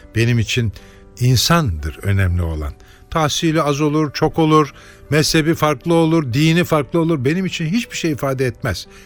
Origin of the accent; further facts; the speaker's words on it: Turkey; Bu ülkede doğdum